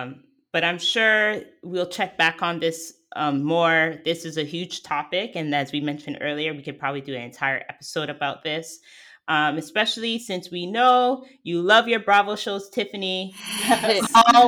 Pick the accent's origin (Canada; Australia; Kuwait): Canada; Toronto, Ontario; I'm from Toronto